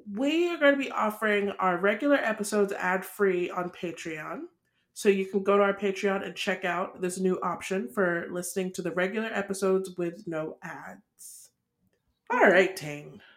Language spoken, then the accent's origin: English; Nigeria; we're Nigerian